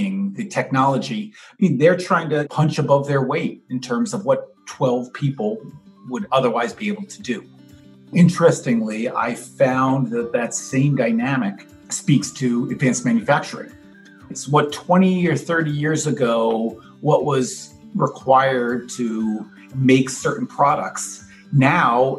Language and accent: English; New York City, New York, United States; now in Milwaukee, United States; I grew up in New York, born and raised in Manhattan